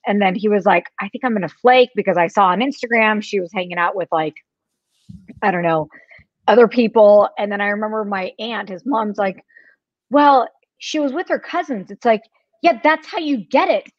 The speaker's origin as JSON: {"language": "English", "area": "Orange County", "region": "California", "country": "United States", "tie": "born or raised there", "said": "growing up in Orange County"}